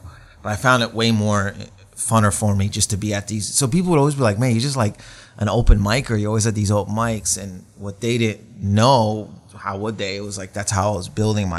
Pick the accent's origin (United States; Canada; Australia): Canada; Windsor, Ontario; moved away as an adult; now in Toronto, Canada; I was born in Windsor, Ontario. My parents are from Lebanon. My mom moved to Windsor when she was young, and my dad, I think, in his late 20s, and they met in Windsor, so they're Lebanese. And then I think around my mid 20s, I moved to Toronto, Ontario.